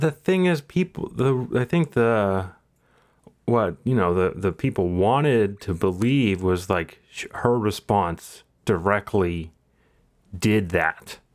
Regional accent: Texas, United States; born or raised there

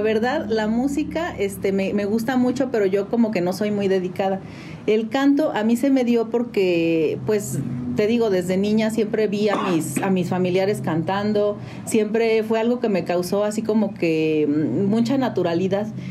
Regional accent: San Juan del Río, Querétaro, Mexico; Yo nací en la ciudad de Querétaro, pero toda mi vida he vivido aquí en San Juan del Río

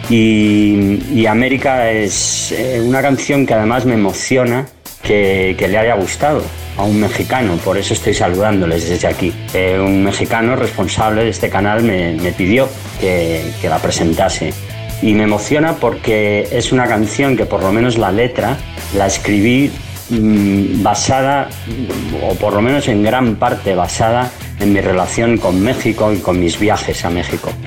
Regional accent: Spain; Hola a todos … quiero saludar a toda la gente de Señal BL soy un cantante español

